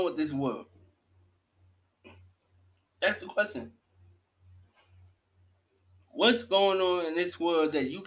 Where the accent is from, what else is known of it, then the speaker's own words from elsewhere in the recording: New York City, New York, United States; I'm from Brooklyn, New York